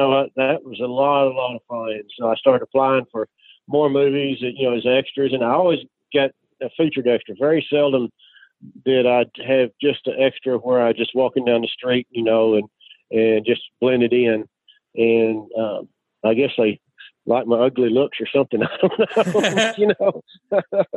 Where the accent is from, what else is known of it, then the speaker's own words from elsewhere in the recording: outside Dallas, Wichita Falls area, Texas, United States; I grew up, started in just outside Dallas